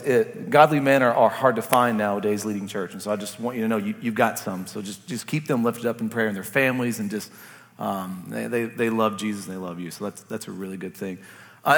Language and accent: English; Kentucky, United States; I'm from Kentucky